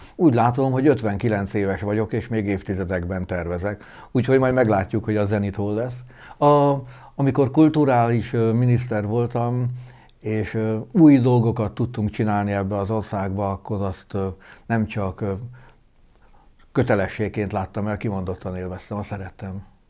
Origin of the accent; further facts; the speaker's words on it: Sopron, Győr-Moson-Sopron, Hungary; Én egy soproni polgárcsaládból származom